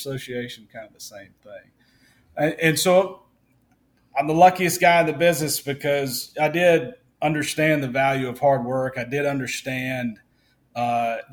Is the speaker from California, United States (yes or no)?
no; Vicksburg, Mississippi, United States; also born or lived in Memphis, Tennessee; Vicksburg, Mississippi, which is my hometown